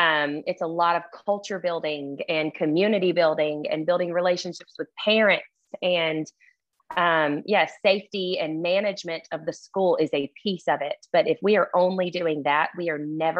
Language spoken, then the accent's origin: English; Birmingham, Alabama, United States; accent: thick Southern; also born or lived in Athens, Alabama; I lived in Birmingham before that.